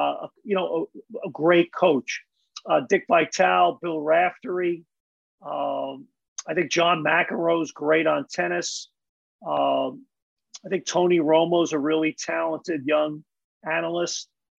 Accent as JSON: {"language": "English", "country": "Ireland", "said": "I know a lot of Michael Keenans. I'm Irish. So there's a lot of Michael Keenans I know."}